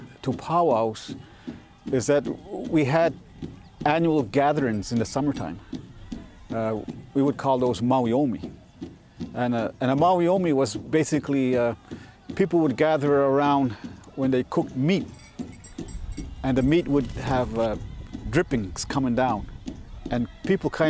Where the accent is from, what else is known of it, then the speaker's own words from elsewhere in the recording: Elsipogtog, New Brunswick, Canada; I'm a Mi'kmaw person. I'm from Elsevier in New Brunswick